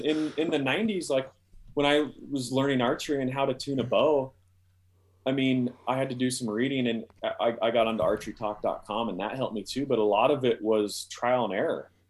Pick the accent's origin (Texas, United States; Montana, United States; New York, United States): Montana, United States; Columbia Falls; now in Wyoming, United States; I, I grew up, uh, in Columbia Falls outside Glacier Park